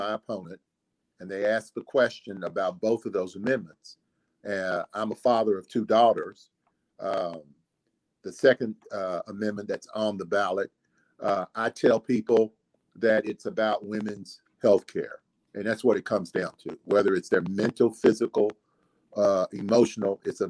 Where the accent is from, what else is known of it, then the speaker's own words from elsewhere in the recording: Kentucky, United States; I'm from Kentucky